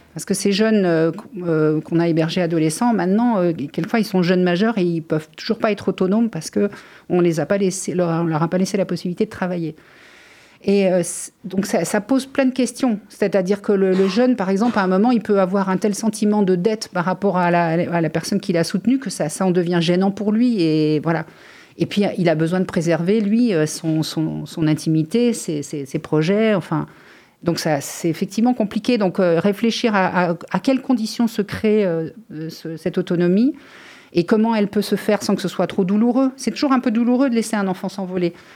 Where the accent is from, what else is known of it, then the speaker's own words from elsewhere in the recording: France; je suis née en France dans une famille tranquille